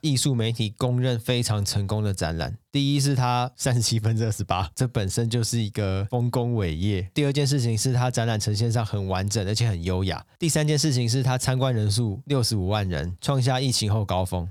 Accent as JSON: {"language": "Chinese", "country": "Taiwan", "said": "我们是台湾人，我们不是好莱坞人嘛"}